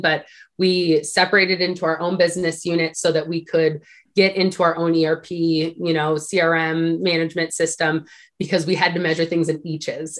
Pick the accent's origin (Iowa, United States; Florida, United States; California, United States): California, United States; Sacramento; I actually grew up in Sacramento, California